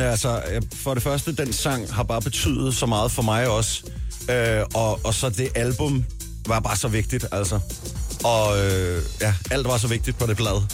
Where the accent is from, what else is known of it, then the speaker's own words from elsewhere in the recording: Kagerup, Capital Region of Denmark, Denmark; derhjemme i Kagerup